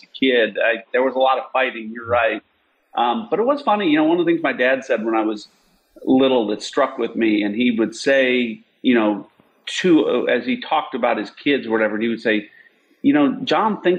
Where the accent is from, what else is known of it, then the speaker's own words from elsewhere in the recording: Illinois, United States; moved away as an adult; now in Texas, United States; I was born and raised in Illinois